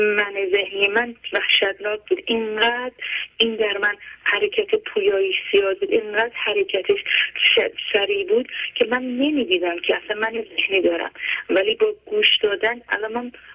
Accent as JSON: {"language": "Persian", "country": "Iran", "said": "ما که ایرانی هستیم"}